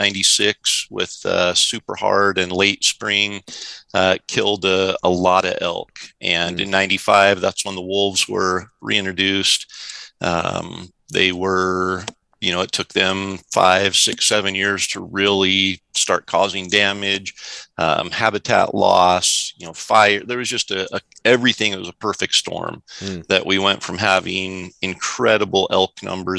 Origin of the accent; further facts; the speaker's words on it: Central Idaho, United States; I grew up in Idaho. Central Idaho during the absolute heyday of elk populations in Idaho